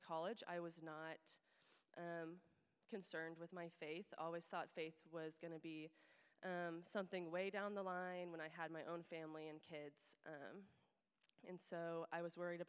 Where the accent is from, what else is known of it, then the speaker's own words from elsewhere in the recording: Overland Park, Kansas, United States; I have been living in Kansas City the last couple years since graduating from KU, and I grew up in Overland Park, so have been in the area my whole life